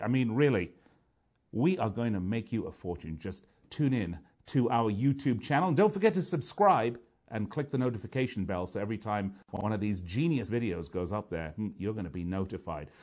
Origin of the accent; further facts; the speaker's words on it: London, United Kingdom; my hometown, London, England